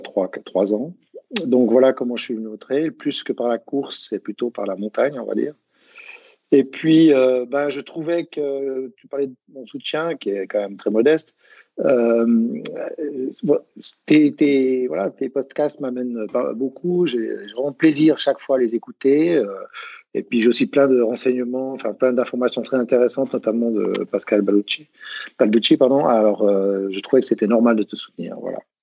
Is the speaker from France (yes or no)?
no; Switzerland; je suis suisse